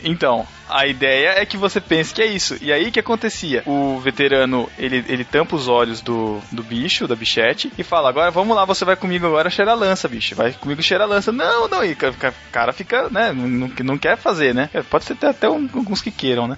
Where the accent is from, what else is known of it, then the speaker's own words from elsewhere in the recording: Botucatu, São Paulo, Brazil; eu sou de Botucatu, eu fiz faculdade aqui mesmo